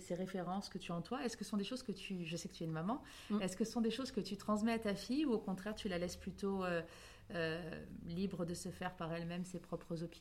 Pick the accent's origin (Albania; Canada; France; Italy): France; Corsica; chez nous en Corse